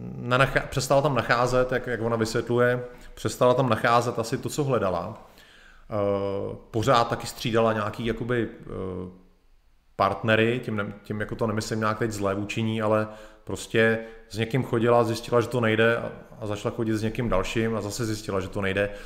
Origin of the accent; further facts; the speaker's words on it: Bohemia, Czechia; u nás v Čechách